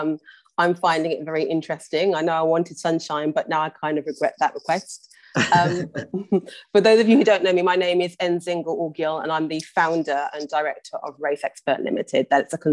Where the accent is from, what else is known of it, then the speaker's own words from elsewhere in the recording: Birmingham, West Midlands, United Kingdom; moved away as an adult; also born or lived in London; I was born and raised in Birmingham and then moved down to London for university.